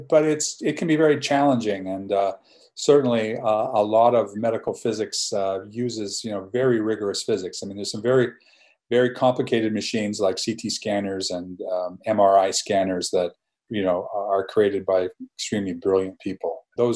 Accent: Canada; moved away; also born or lived in Madison; I'm Canadian, eh?

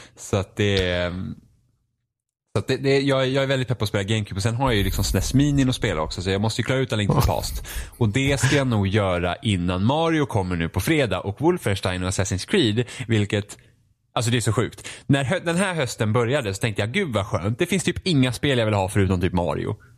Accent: Finland; jag är finne också

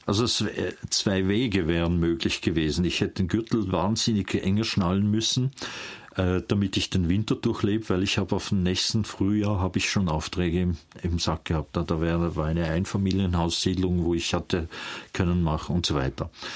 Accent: near St. Gallen, Switzerland; also born or lived in Vienna, Austria / Emmental, Bern, Switzerland; Und so landeten wir in der Nähe von St. Gallen. Und dort bin ich eigentlich aufgewachsen

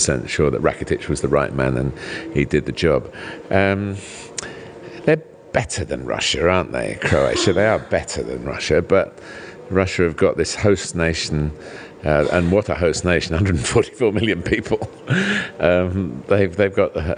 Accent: England, United Kingdom; I'm English

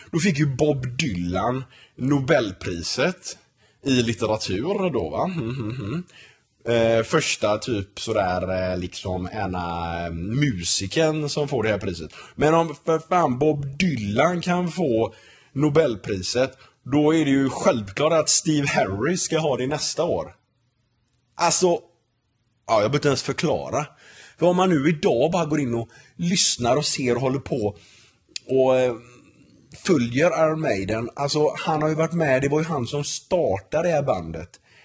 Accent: Gothenburg, Västra Götaland, Sweden; moved away as an adult; also born or lived in Denmark / Örebro; now in United States; Jag är uppvuxen i Torslanda, så jag har spelat i Torslanda I K

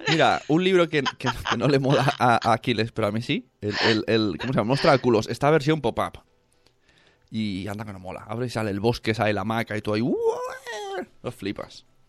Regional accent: Palau-solità i Plegamans, Catalonia, Spain; Mi pueblo

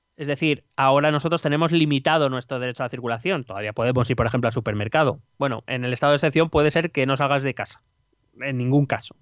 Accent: Spain; cómo somos aquí los españoles

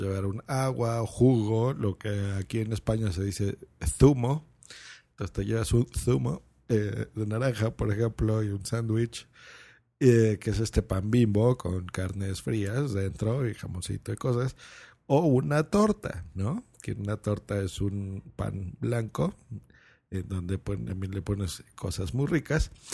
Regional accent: Lerma, State of Mexico, Mexico; cuando yo era niño, yo vivía en una población que se llamaba Lerma, eso es en el Estado de México

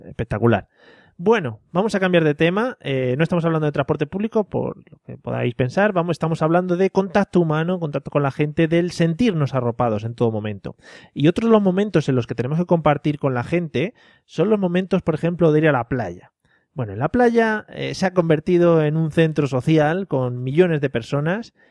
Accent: Madrid, Community of Madrid, Spain; los de Madrid siempre llevamos un bocata de calamares envuelto en albal

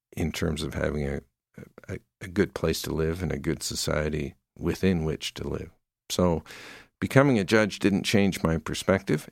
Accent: Surrey, British Columbia, Canada; moved away as an adult; also born or lived in New Westminster, British Columbia; now in Calgary, Canada; I grew up in, uh, Surrey, B C, in the lower mainland of Vancouver.

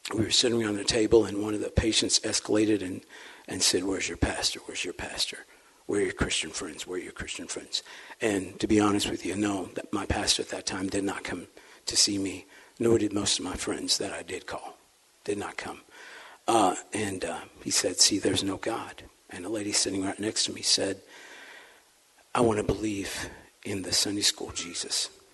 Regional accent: St. Louis, Missouri, United States; accent: St. Louis slur; I'm not using slang slightly articulate, kind of with a St. Louis slur

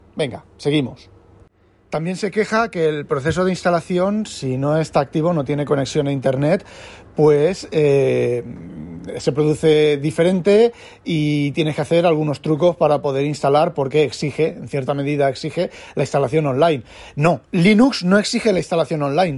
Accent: Spain; now in Netherlands; Siendo un español viviendo en Holanda

